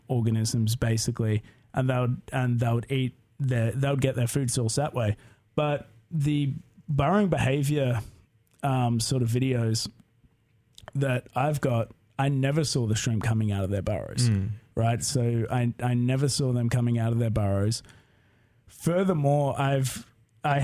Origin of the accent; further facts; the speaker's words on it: Melbourne, Victoria, Australia; moved away as an adult; also born or lived in San Diego / Delaware; now in Corvallis, United States; I'm from Australia